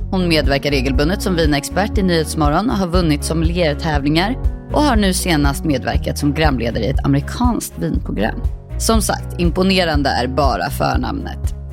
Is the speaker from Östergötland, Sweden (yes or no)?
no; Stockholm, Stockholm County, Sweden; accent: Gothenburg dialect; also born or lived in Gothenburg; Men jag är uppväxt i Stockholm, i Älvsjö med min familj.